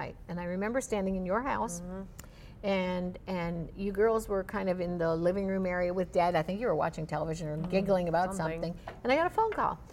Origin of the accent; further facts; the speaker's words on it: Florida, United States; I'm from Florida